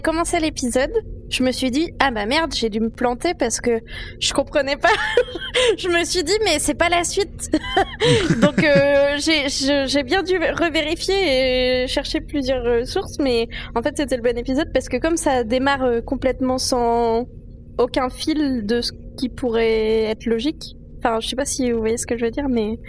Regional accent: France; chez nous en France

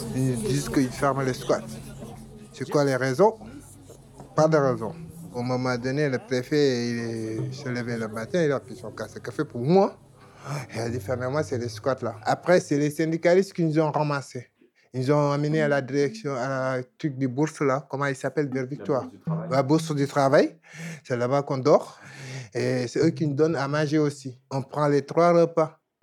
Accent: Côte d’Ivoire; now in Bordeaux, France; je viens de Côte d'Ivoire

